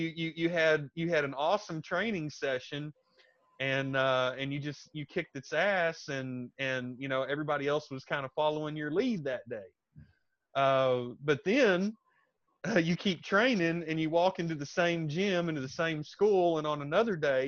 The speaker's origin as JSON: {"language": "English", "country": "United States", "moved": "yes", "lives_now": "Thailand", "said": "I'm an American, a former American soldier"}